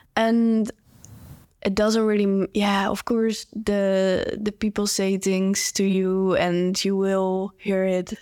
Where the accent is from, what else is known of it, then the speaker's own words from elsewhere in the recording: Netherlands; I'm a cyclist, and, um, I'm from the Netherlands